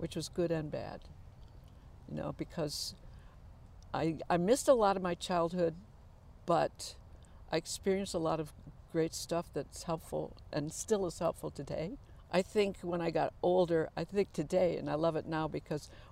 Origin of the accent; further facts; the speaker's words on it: Muskegon, Michigan, United States; I was born in Muskegon, Michigan